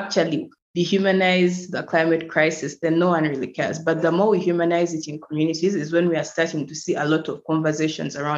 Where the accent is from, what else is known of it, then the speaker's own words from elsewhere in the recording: Uganda; I'm from Uganda and I currently live in Uganda, in Kampala